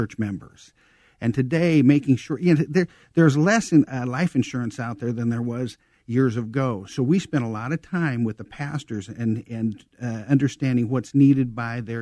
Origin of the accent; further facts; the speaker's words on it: Elsie, Nebraska, United States; moved away as an adult; also born or lived in Iowa; now in Chicago, United States; I'm from a town of 130 people, Elsie, Nebraska. It's kind of out in the middle of nowhere.